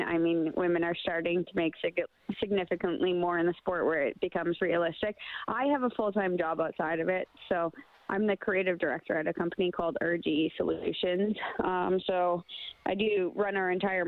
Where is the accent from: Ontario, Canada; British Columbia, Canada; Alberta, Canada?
Alberta, Canada; Sherwood Park; I'm from Sherwood Park.